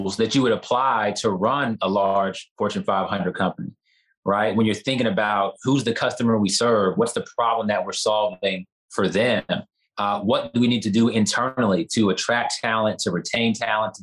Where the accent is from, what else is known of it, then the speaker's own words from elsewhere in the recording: Houston, Texas, United States; I'm from Houston. I'm born and raised in this city